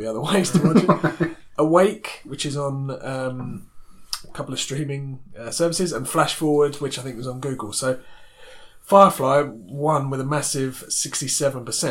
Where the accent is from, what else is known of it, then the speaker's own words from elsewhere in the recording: Essex, East of England, United Kingdom; We're from Essex in the UK, Great Britain